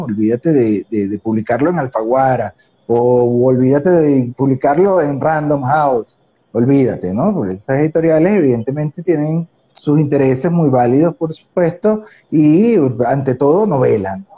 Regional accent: Puerto Cabello, Carabobo, Venezuela; yo soy un porteño ucraniano

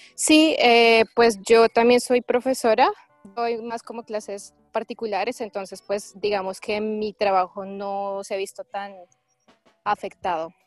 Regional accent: Colombia; moved away; la situación en mi país

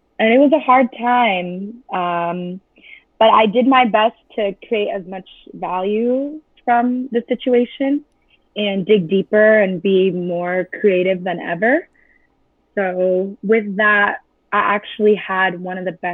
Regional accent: Chula Vista, California, United States; I'm from San Diego. Okay. Chula Vista, to be exact. And my manager came up with the idea to put CDs at my high school

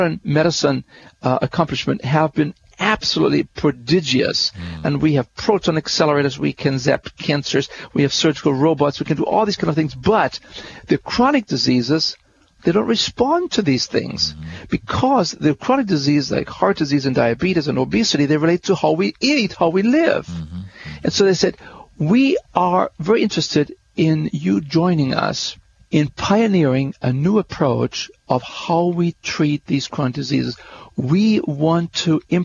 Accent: Germany; you're from Germany, aren't you? I said, yes, I am.

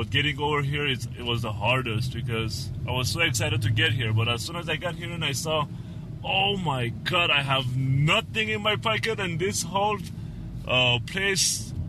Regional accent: Iran; born there; also born or lived in Armenia; I was born in Iran, then I moved to Armenia, and then...

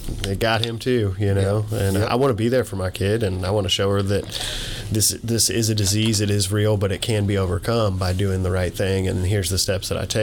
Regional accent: Indianapolis, Indiana, United States; moved away as an adult; now in Louisville area, United States; Indianapolis, Indiana. So, yeah, I grew up there. I moved to the Louisville area about 16 years ago.

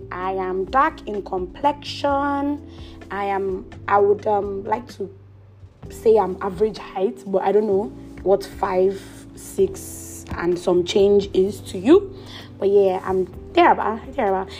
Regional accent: Edo, Nigeria; moved away as an adult; also born or lived in Abuja, Nigeria / Ota, Nigeria; now in Canada; I am an Edo girl. Proudly an Edo girl. My father and my mother, they're Edo. People do get me mixed up because of my surname, but I am fully from Edo State.

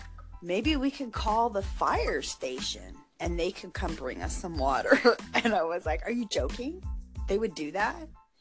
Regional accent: United States; moved away; also born or lived in Mexico; me being the American

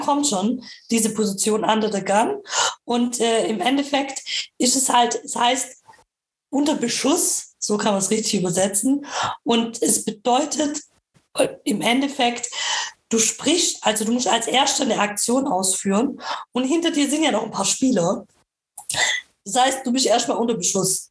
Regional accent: Nürtingen, Baden-Württemberg, Germany; ich komme auch aus Nürtingen.

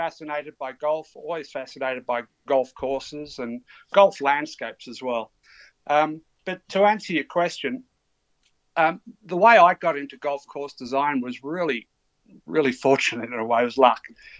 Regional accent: Melbourne, Victoria, Australia; moved away as an adult; now in Australian Capital Territory, Australia; I guess I'm originally from Melbourne. I'm living in the ACT at the moment

